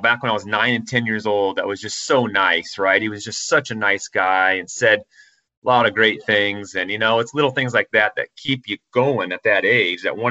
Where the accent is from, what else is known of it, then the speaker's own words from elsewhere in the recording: Fort Wayne, Indiana, United States; growing up in Fort Wayne